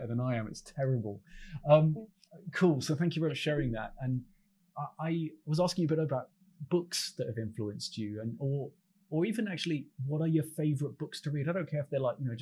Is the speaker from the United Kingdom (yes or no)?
yes; Midlands, United Kingdom; moved away; I'm originally from the Midlands as well, and my team's Aston Villa.